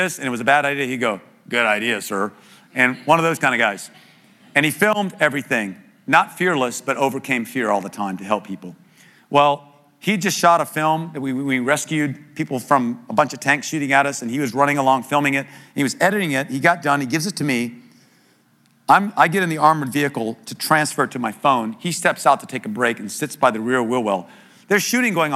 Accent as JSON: {"language": "English", "country": "United States", "said": "I'm an American too"}